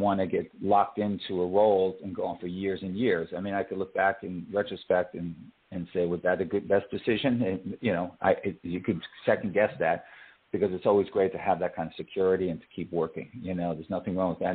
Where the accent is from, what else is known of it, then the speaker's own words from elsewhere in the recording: New York, United States; moved away; I grew up there. I was born and raised in New York.